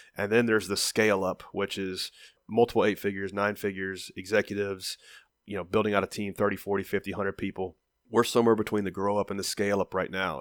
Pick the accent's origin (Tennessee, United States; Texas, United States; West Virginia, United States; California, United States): Tennessee, United States; Nashville; I was kind of a known commodity in my hometown